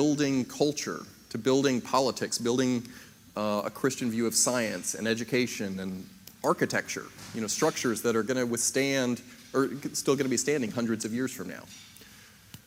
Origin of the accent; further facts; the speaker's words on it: Maryland, United States; I was born up in Maryland in 1980